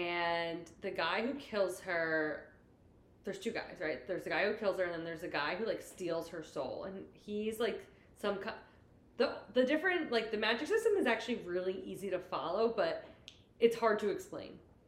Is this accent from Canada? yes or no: no; New Jersey, United States; We're from New Jersey.